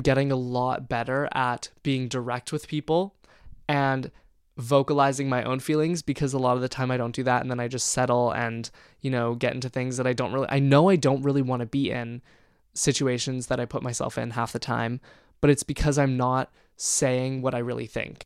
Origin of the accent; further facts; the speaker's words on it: Canada; moved away as an adult; now in British Columbia, Canada; My hometown is pretty conservative